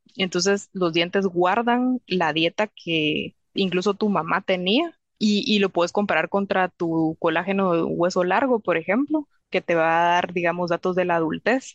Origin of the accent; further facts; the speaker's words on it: Guatemala; moved away as an adult; now in England, United Kingdom; en Guatemala usamos azúcar de caña